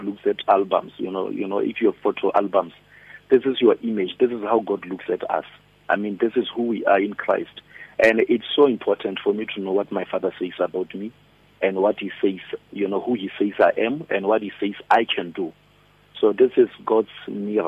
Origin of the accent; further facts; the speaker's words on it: Polokwane, Limpopo, South Africa; moved away as an adult; now in Pretoria, South Africa; I'm originally from Limpopo, Polokwane, a village called Mulechi. I'm Pedi